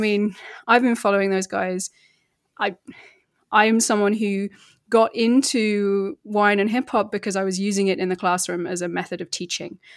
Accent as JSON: {"language": "English", "country": "United Kingdom", "moved": "yes", "lives_now": "Verona, Italy", "said": "I'm British, but I'm based in Italy"}